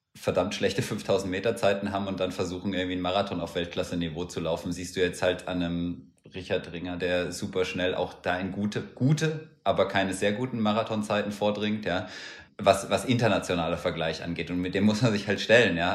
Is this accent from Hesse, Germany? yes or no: yes; Hesse, Germany; Ich bin ja in Hessen aufgewachsen